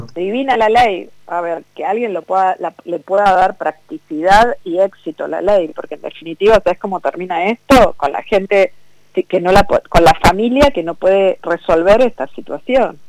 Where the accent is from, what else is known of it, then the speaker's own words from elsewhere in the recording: Vicente López, Buenos Aires Province, Argentina; Yo toda mi vida viví en Vicente López, toda mi vida. Nací en Vicente López